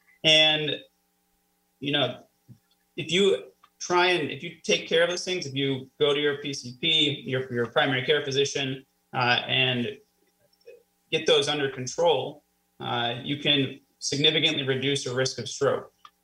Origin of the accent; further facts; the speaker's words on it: Florida, United States; also born or lived in Missouri; now in Erie, United States; I am a transplant. I was born in Missouri. I spent a lot of my early years in Florida. I went to college in Florida at the University of Florida